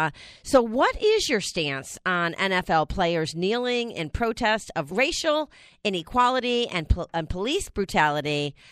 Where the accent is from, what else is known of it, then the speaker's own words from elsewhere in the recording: United States; It's the one thing that, as an American, it's the most valuable thing that we have